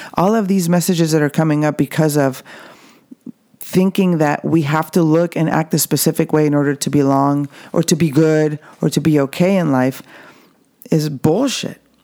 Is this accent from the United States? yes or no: no; Mexico; I can speak from my experience growing up in the Mexican culture. Even though I'm at the border